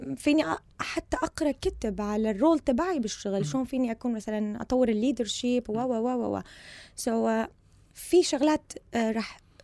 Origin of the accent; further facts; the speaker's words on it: Syria; moved away as an adult; also born or lived in United Kingdom; now in Sweden; جاية من سوريا سنة 2014